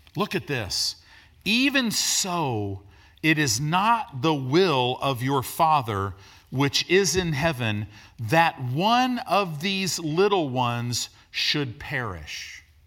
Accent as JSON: {"language": "English", "region": "Illinois", "country": "United States", "tie": "born or raised there", "also_born_or_lived": "Decatur, Illinois", "said": "I grew up in Illinois"}